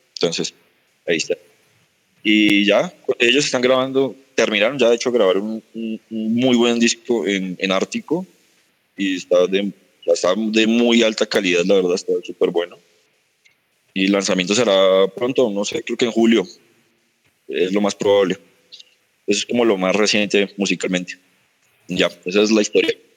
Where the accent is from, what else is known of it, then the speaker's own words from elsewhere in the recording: Sogamoso, Boyacá, Colombia; moved away; yo soy de Sogamoso, empecé allá con una banda